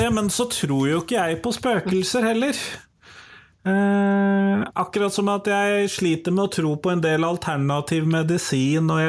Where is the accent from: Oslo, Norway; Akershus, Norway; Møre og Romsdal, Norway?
Akershus, Norway; Drøbak; jo fra Drøbak